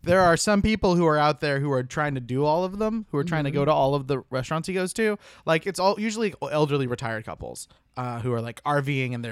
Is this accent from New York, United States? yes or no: no; Tulsa, Oklahoma, United States; born or raised there